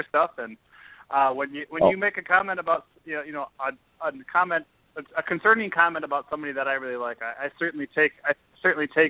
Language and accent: English; South Dakota, United States; I'm from South Dakota